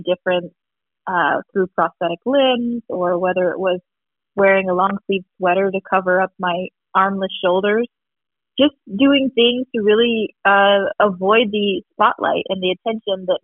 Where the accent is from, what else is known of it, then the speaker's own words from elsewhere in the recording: Tucson, Arizona, United States; I am from Arizona. Tucson, Arizona